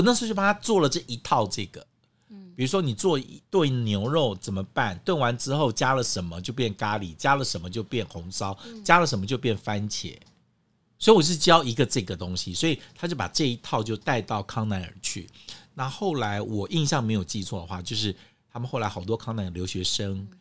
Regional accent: Guangdong, China; 那是我们广东人的蒸法

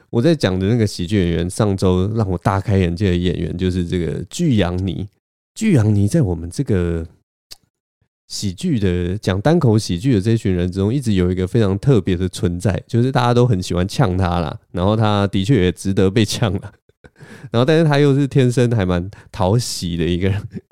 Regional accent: Taiwan; 只有我一个台湾人

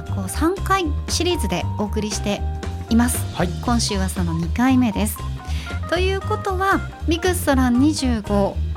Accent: Nagasaki, Japan; moved away; 地元地元の長崎

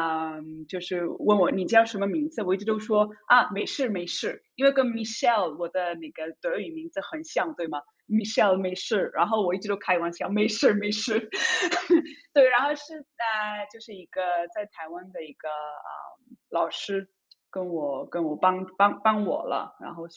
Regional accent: Zurich, Switzerland; Chinese is a second language; 因为爱喝茶啊，三十而已的苏黎世土著，

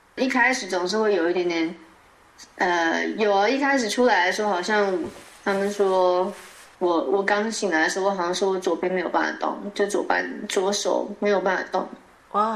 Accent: Taiwan; moved away as an adult; now in Norway; 既然我是台湾来的

